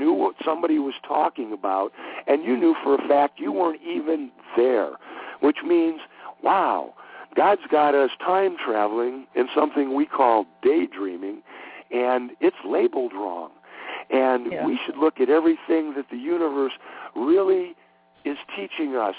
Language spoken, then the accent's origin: English; Cleveland, Ohio, United States; moved away; I grew up in Cleveland, Ohio